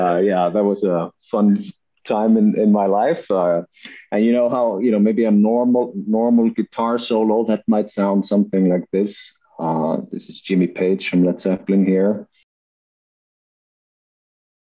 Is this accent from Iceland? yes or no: yes; Iceland; moved away as an adult; also born or lived in Denmark; I'm originally from Iceland, but moved to Denmark to study at DTU, acoustical engineering